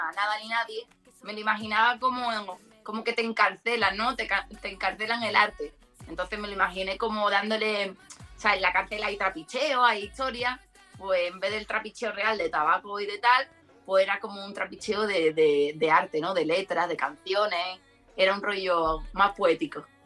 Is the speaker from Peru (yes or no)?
no; Seville, Andalusia, Spain; moved away as an adult; now in Madrid, Spain; yo soy de Sevilla, de Triana